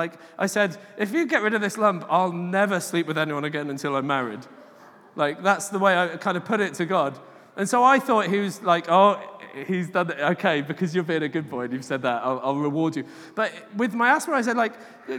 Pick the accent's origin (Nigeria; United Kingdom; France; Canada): United Kingdom; England; I'm English